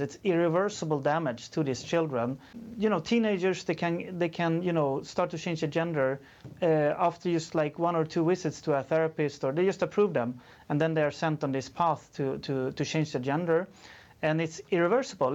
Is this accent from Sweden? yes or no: yes; Sweden; I'm from Sweden